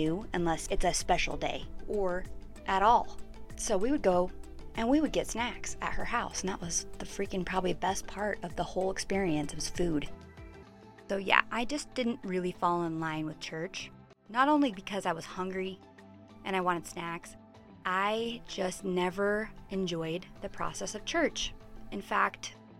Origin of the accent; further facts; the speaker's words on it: Pleasant Grove, Utah, United States; I grew up here in Utah in a little bubble called Pleasant Grove.